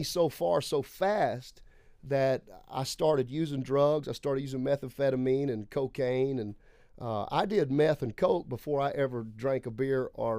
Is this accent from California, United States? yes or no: no; Lake Charles, Louisiana, United States; moved away; I'm from Lake Charles, Louisiana originally. I am sixth generation on both sides of my family, apostolic, tongue-talking, holy roller.